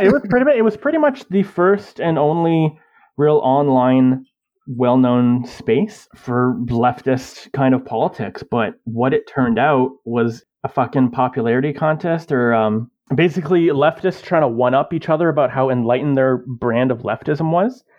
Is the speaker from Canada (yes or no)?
yes; Canada; I am a Canadian, born and bred.